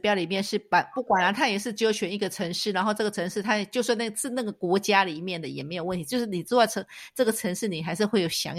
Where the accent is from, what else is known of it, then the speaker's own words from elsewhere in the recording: Taipei, Taiwan; now in Switzerland; 那我们来看看我们的台北